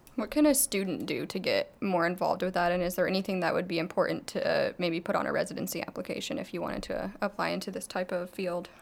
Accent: Arizona, United States; I'm from Arizona

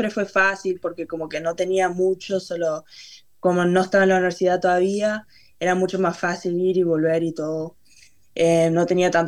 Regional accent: Uruguay; como que las raíces de Uruguay las tengo todavía ahí. Y, si me preguntas si me considero uruguaya, yo digo que sí.

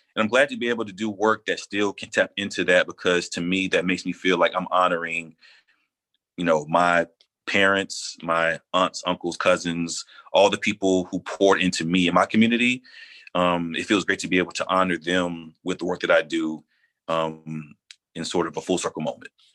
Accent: Atlanta, Georgia, United States; moved away; growing up in Atlanta and then had the chance to leave Atlanta for a while and then come back

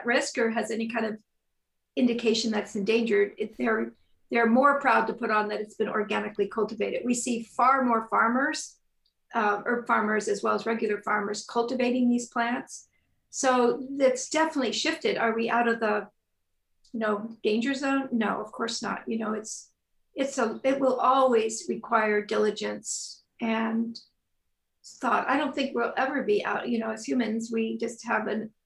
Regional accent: Northern California, United States; moved away as an adult; I grew up in Northern California

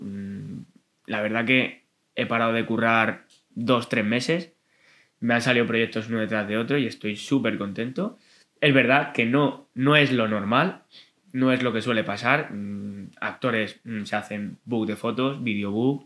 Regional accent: Madrid, Community of Madrid, Spain; soy de aquí de Madrid, de un barrio muy bonito que se llama Vallecas

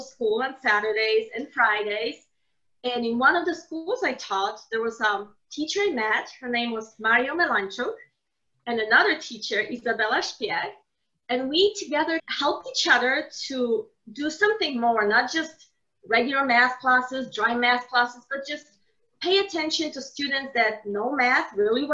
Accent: Poland; moved away as an adult; I was born in Poland, so we studied in Poland

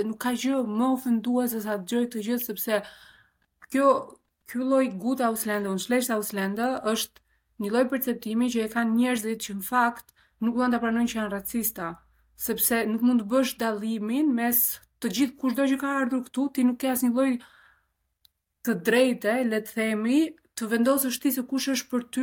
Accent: Albania; also born or lived in Grunewald, Berlin, Germany; now in Berlin, Germany; unë e them vetë, jam shqiptare

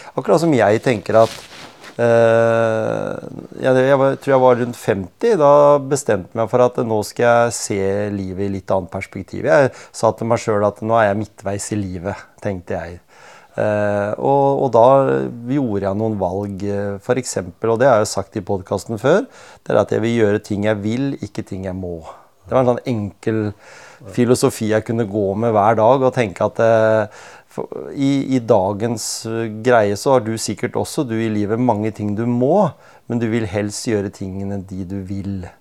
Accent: Norway; vi som nordmenn

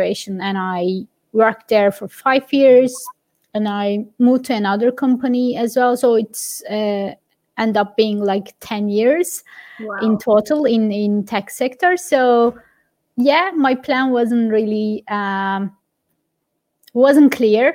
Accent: Giresun, Turkey; moved away as an adult; now in Dublin, Ireland; I grew up in Giresun. My hometown is Giresun, which is a little town on the coast of Black Sea.

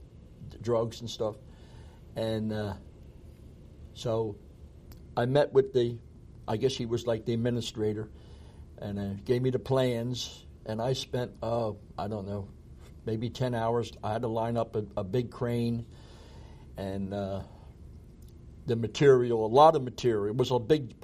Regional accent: Magnolia, New Jersey, United States; born or raised there; also born or lived in Philadelphia, Pennsylvania

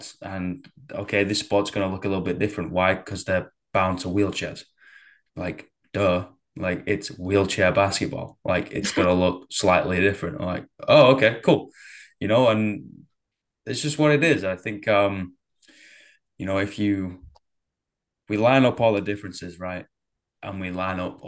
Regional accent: Manchester, North West England, United Kingdom; growing up in Manchester

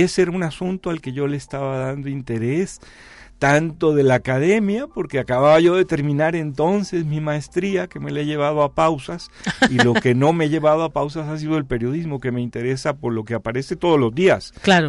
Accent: Jalisco, Mexico; now in San Luis Potosí, Mexico; yo soy de Jalisco y afortunadamente estoy viviendo en San Luis

